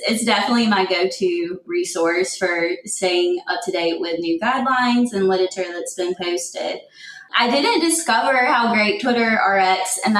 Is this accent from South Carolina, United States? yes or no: yes; Florence, South Carolina, United States; moved away as an adult; also born or lived in Columbia, South Carolina / Memphis, Tennessee; now in Huntsville, United States; I'm originally from Florence, South Carolina